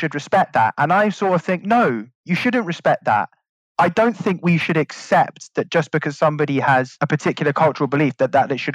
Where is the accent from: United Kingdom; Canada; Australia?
United Kingdom; London; we're from Northwest London